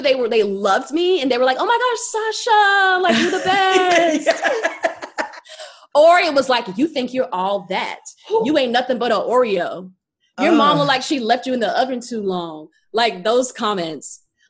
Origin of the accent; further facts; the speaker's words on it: North Carolina, United States; North Carolina.